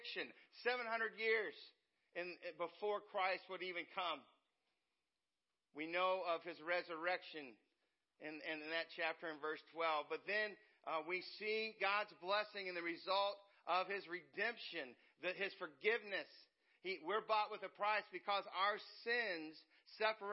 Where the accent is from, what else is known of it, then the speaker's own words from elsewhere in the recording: West Virginia, United States; now in Indiana, United States; I'm a West Virginia boy. I grew up in West Virginia. And I'm in Indiana. I've been in Indiana most of my life now.